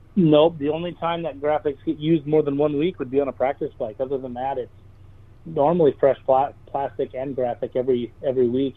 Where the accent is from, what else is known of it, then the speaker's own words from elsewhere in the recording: Millville, Minnesota, United States; That's my hometown race